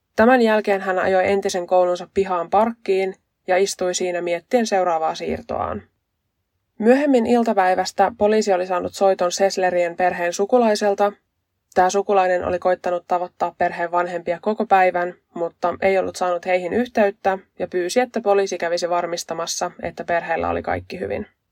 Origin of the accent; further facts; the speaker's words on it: west coast of Finland, Finland; accent: west coast dialect; mä oon länsirannikolta kotosin, ja mä puhun länsirannikon murretta